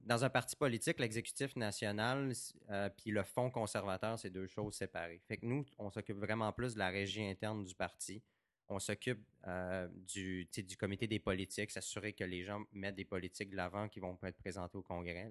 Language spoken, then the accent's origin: French; Saguenay, Quebec, Canada; also born or lived in Baie-Comeau; je suis né à Québec, j'ai grandi au Saguenay puis à Bécomo